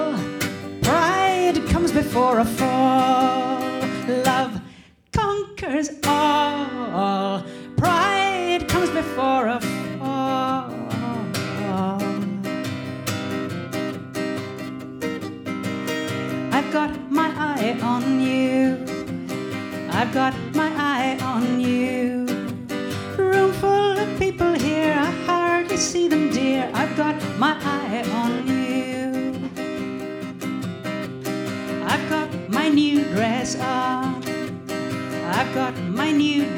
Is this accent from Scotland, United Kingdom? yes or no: yes; West Highlands of Scotland, United Kingdom; I'm from the West Highlands of Scotland